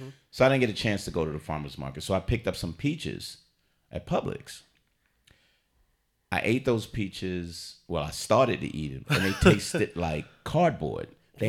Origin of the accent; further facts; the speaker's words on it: New York, United States; So kosher. I'm from New York. Kosher hot dogs.